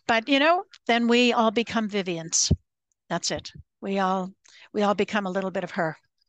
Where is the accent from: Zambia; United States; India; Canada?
Canada; I was very proud of her as a Canadian